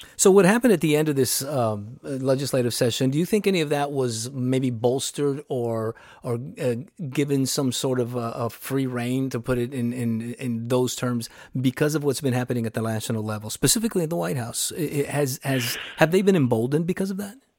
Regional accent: Laredo, Texas, United States; I was reared on the border. I'm from Laredo

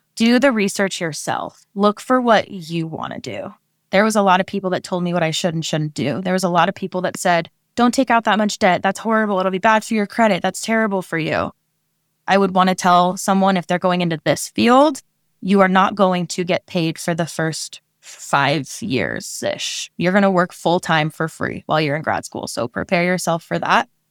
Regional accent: Oregon, United States; moved away as an adult; now in California, United States; I am a Oregon native

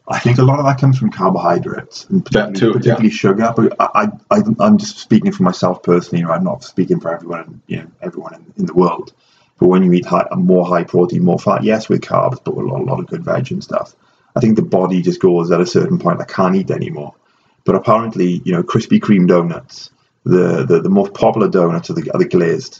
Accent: Wales, United Kingdom; moved away; I am Welsh

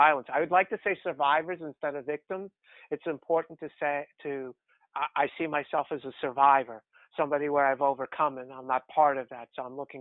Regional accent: New York City, New York, United States; also born or lived in Bronx, New York City; I grew up in New York City in Queens. I was born in the Bronx and then moved to Queens

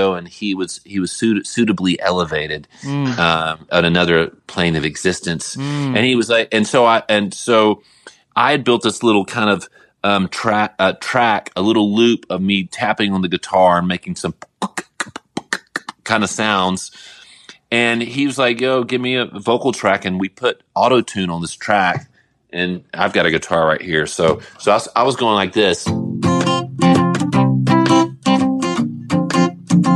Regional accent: New Orleans, Louisiana, United States; also born or lived in Atlanta, Georgia; now in Nashville, United States; I'm a Southerner. I'm from New Orleans. I was born in Atlanta

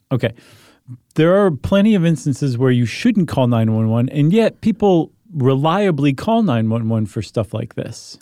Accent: Toledo, Ohio, United States; when I was growing up in Toledo

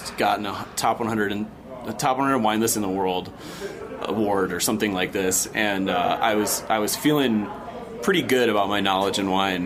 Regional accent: United States; I'm American

